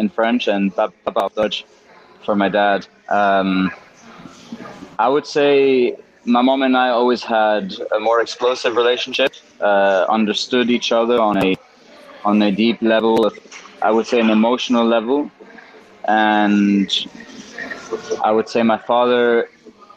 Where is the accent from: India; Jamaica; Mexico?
Mexico; also born or lived in Switzerland; growing up in Mexico